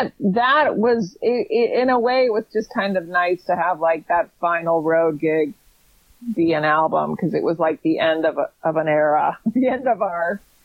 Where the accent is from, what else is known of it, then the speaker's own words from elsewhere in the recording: Fairfax, Virginia, United States; the Johnny Depp trial was actually done in my hometown. I grew up in Fairfax, Virginia.